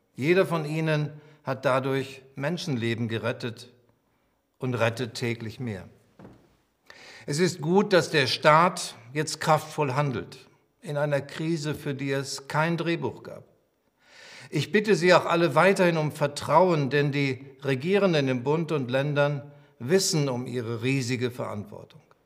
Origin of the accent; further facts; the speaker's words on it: Germany; sind wir Deutsche